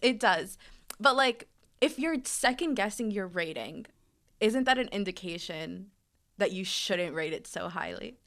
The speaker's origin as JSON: {"language": "English", "town": "New York City", "region": "New York", "country": "United States", "moved": "yes", "said": "I'm originally from Brooklyn, New York"}